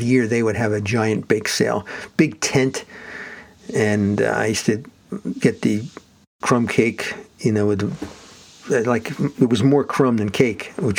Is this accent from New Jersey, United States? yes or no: yes; South Orange, New Jersey, United States; the line that divided my hometown, South Orange, with the city of Newark, and there was a bakery there. Often, across the street, there was Knights of Columbus from my parish church, Our Lady of Sorrows, in South Orange, New